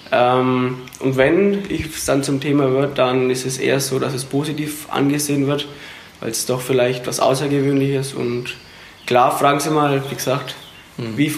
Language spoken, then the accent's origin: German; Ebersbach, Bavaria, Germany; ich bin, sag ich mal, Hetzler, ich komme aus Ebersbach, aber mhm. Hetzler war, ist praktisch mein Dorfverein.